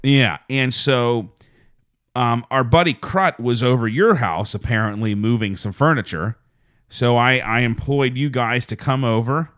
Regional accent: Fayette County, Pennsylvania, United States; moved away; also born or lived in Pittsburgh; I was born in Pittsburgh, but I was raised in Fayette County. And that's where I really say I'm from.

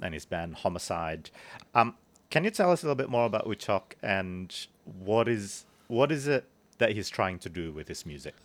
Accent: Bandung, West Java, Indonesia; I grew up in Bandung

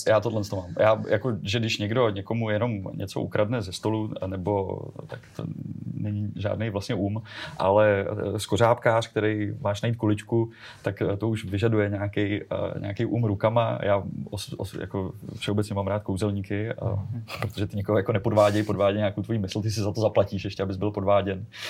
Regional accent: Czechia; my jako Češi

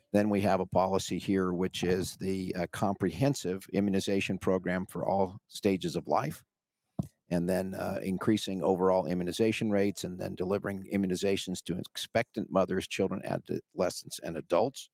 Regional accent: Washington, United States; also born or lived in California; I moved from California to Washington

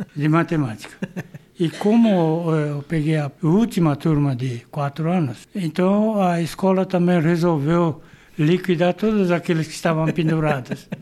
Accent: São Paulo, Brazil; Nasci em Pirituba

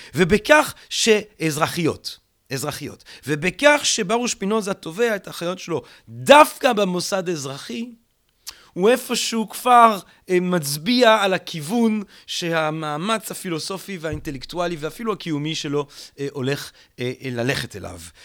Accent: Antwerp, Flanders, Belgium; moved away; אנטוורפן, עיר הולדתי

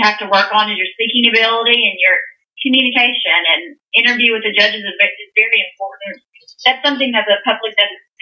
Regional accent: Texas, United States; I'm from the Texas tribe

